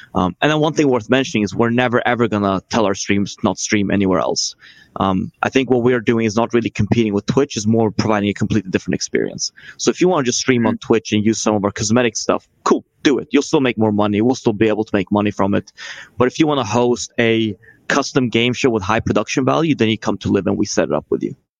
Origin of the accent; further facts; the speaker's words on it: Sweden; I'm from Sweden